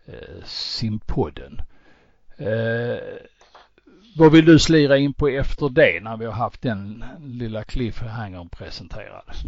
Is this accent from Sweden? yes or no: yes; Sweden; vi svenskar